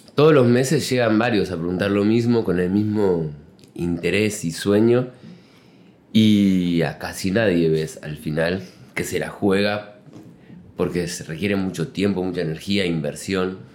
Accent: Uruguay; now in Mexico; En Uruguay, de donde, donde nací

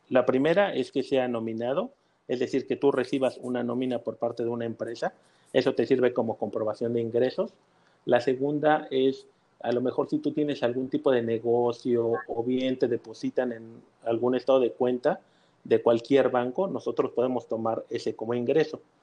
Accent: Mexico City, Mexico; now in Mérida, Mexico; yo soy eh, de la Ciudad de México ya tengo casi 40 años

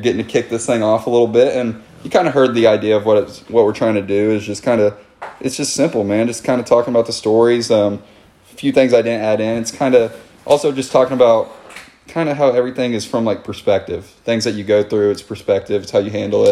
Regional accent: College Station, Texas, United States; I'm from College Station, Texas

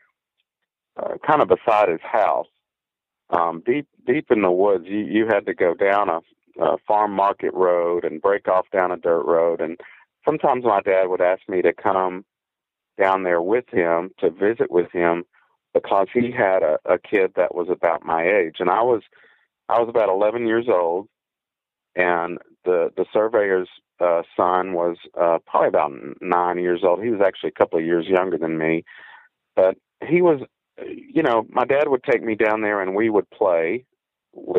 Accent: Deep East Texas, United States; I grew up around Angelina and the Sabine National Forest there

